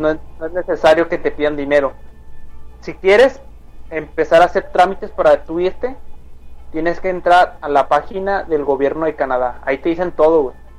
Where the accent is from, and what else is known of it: Mexico